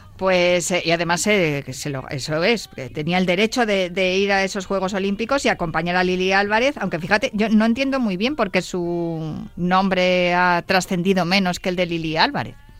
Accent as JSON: {"language": "Spanish", "country": "Spain", "said": "aquí en España"}